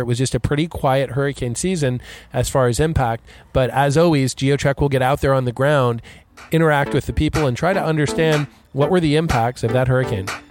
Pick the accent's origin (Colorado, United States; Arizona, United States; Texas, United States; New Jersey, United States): Texas, United States; Galveston; my hometown of Galveston, Texas